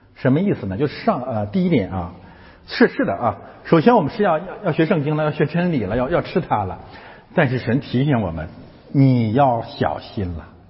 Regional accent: China; moved away; 我们从中国来的

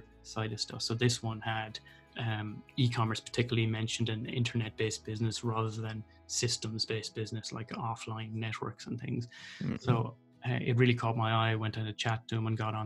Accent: North Roscommon, Connacht, Ireland; moved away as an adult; also born or lived in Dublin; now in Galway, Ireland; I'm originally from North Roscommon

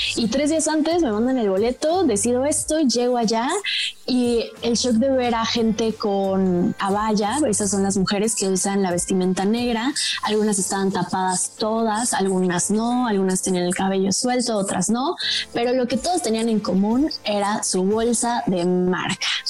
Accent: Mexico; moved away as an adult; also born or lived in Dubai; la aerolínea bandera de mi país, está México

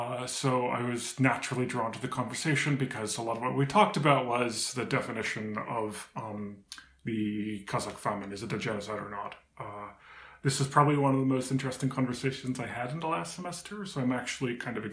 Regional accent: United States; I am an American.

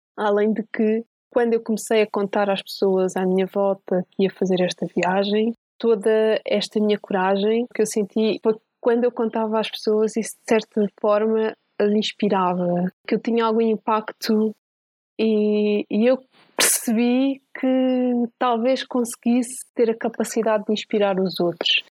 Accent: Santiago do Cacém, Alentejo, Portugal; moved away as an adult; como eu era do Alentejo, tinha que ir inscrever-me na universidade na capital distrito, que no meu caso era em Setúbal. Portanto, eu quando saí de Santiago

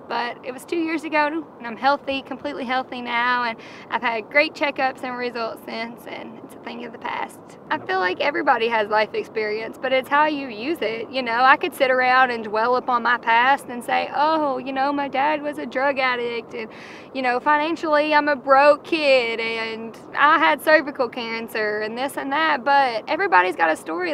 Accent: Campbellsville, Kentucky, United States; also born or lived in Lexington, Kentucky; I'm from Campbellsville, Kentucky.

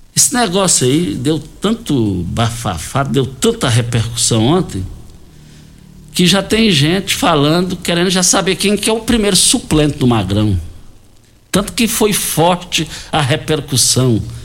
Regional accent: Douradinho, near Itumbiara, Goiás, Brazil; Saudade ali do quilômetro 6, saída para Itumbiara, onde nós nascemos ali, na, no Douradinho. De lá fomos ali para Laje

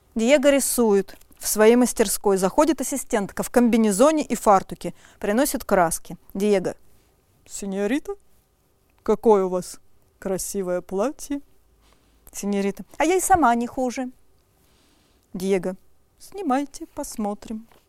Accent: Omsk, Omsk Oblast, Russia; я из Омска

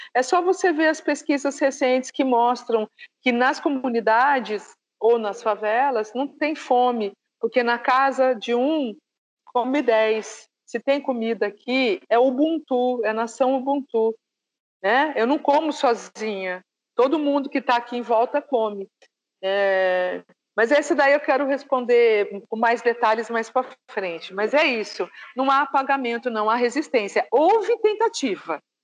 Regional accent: Presidente Prudente, São Paulo, Brazil; also born or lived in interior of Bahia; now in Indaiatuba, Brazil; Porque eu cresci em Presidente Prudente, uma cidade de alta incidência de colônia japonesa

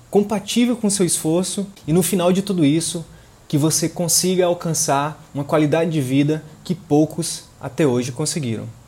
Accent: Piauí, Brazil; moved away as an adult; lá do Piauí, lá, do, lá da minha região, lá do Cristalvinho, lá de Picos

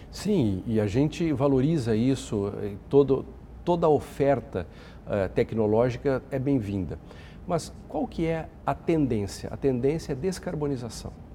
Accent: Brazil

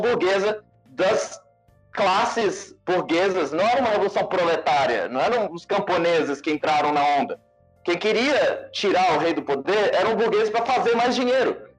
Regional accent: Brasília, Federal District, Brazil; Eu sou de Brasília

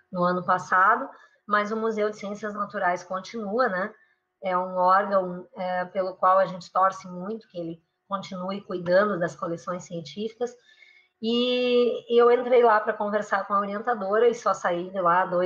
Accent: Rio Grande do Sul, Brazil; moved away; also born or lived in São Paulo / Rio de Janeiro; eu fui testando várias latitudes, porque eu saí do Rio Grande do Sul, fui para São Paulo, fui para o Rio de Janeiro

